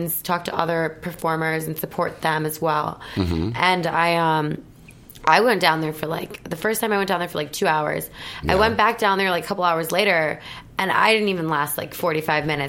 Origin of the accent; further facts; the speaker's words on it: Milwaukee, Wisconsin, United States; moved away; I'm from a small town. So I'm from Wisconsin, but I'm from, like, the suburbs of Milwaukee.